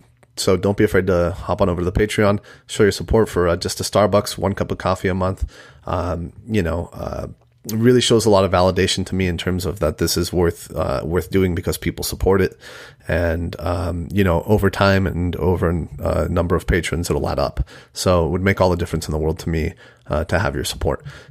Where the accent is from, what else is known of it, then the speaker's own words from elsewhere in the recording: Mexico; moved away; we're both immigrants. I'm from Mexico